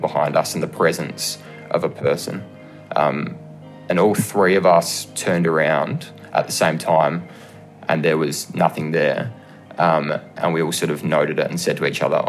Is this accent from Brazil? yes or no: no; Adelaide, South Australia, Australia; I'm from Adelaide, South Australia.